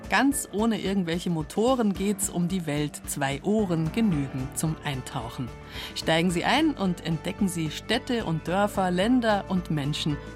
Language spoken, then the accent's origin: German; Freyung, Bavaria, Germany; Ich bin hier in Freyung aufgewachsen, war dann zeitlebens eigentlich auswärts und bin jetzt auch im Rentendasein wieder zurückgekehrt.